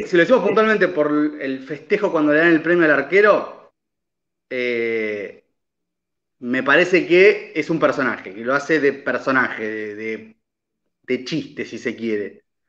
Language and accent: Spanish; Argentina